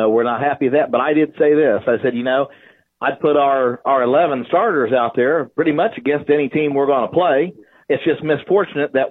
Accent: Wheelersburg, Ohio, United States; moved away as an adult; now in Oak Hill, United States; This is my hometown. That's where I graduated from, did my time here

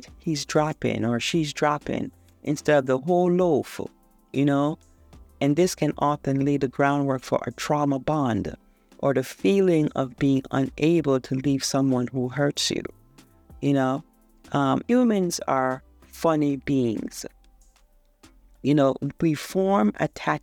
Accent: Jamaica; I'm a third world girl. I was born in Jamaica

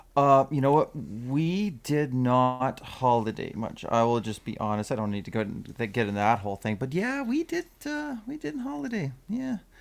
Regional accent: Hay Lakes, Alberta, Canada; we, uh, we grew up in just outside of Hay Lakes

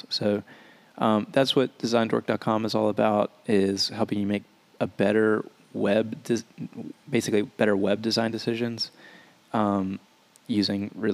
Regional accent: Louisiana, United States; I'm from a small town in Louisiana

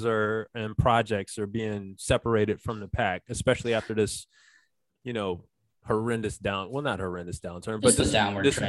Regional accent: Charlotte, North Carolina, United States; moved away; I'm originally from Charlotte

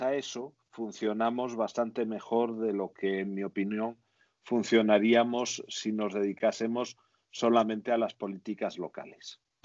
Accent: Spain

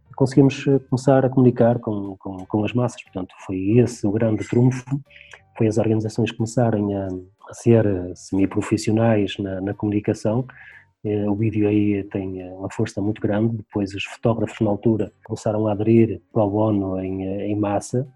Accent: Portugal; aqui na, na freguesia onde nasci, onde continuo a viver.

